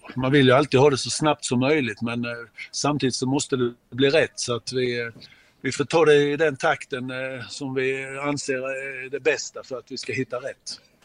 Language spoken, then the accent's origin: Swedish; Mjällby, Blekinge, Sweden; jag är ju född i Mjällby